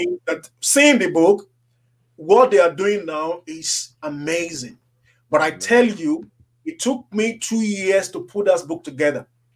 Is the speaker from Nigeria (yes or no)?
yes; Nigeria; When I was growing up in Africa as a young boy